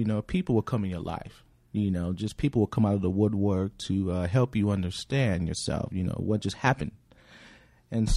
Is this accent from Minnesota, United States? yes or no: no; California, United States; I'm from California